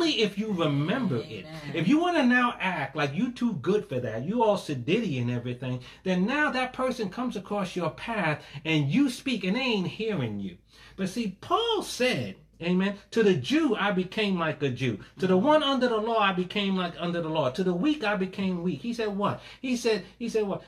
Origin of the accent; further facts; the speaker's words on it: New York City, New York, United States; also born or lived in Crown Heights, Brooklyn; now in New Jersey, United States; Born in Brooklyn, raised in Hollis, Queens. I'm a New Yorker